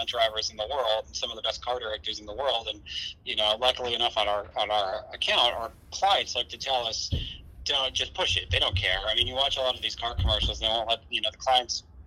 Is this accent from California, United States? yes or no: no; Connecticut, United States; I was from Connecticut